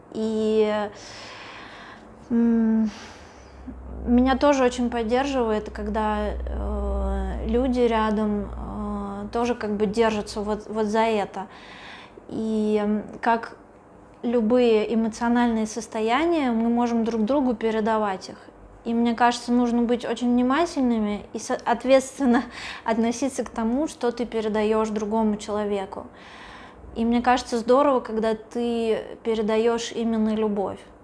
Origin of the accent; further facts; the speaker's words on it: Russia; я из России